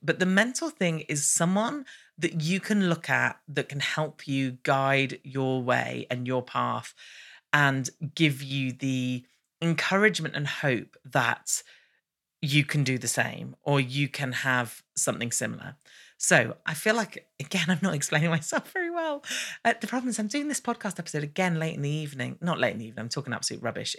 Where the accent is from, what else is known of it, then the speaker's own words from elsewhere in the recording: United Kingdom; I'm British